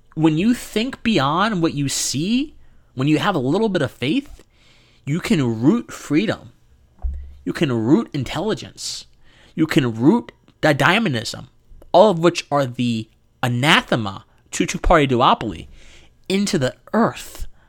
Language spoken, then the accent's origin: English; Georgia, United States; my home state here of Georgia